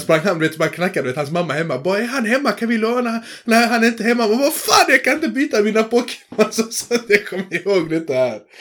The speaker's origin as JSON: {"language": "Swedish", "country": "Sweden", "tie": "born or raised there", "said": "jag är född i Sverige"}